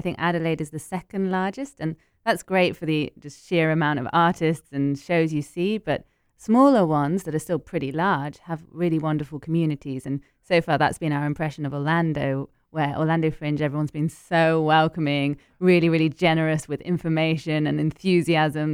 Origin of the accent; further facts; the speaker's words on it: United Kingdom; also born or lived in Paris, France; now in London, United Kingdom; I'm British and Ecuadorian